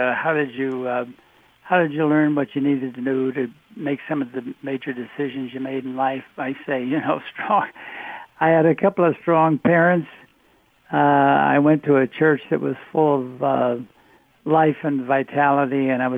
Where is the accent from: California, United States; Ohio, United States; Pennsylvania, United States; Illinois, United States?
Illinois, United States; Oak Park; I grew up in Oak Park, Illinois